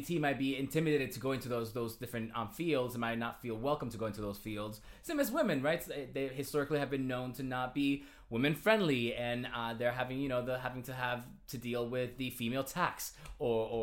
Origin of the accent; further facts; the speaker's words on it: Toa Alta, Puerto Rico; moved away; also born or lived in Carolina, Puerto Rico / Caguas, Puerto Rico / Yonkers, New York; I was born and raised in Puerto Rico